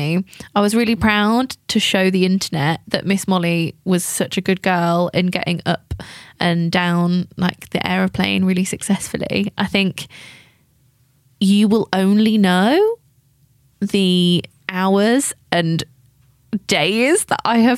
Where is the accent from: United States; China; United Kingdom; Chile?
United Kingdom; England; accent: English; my English accent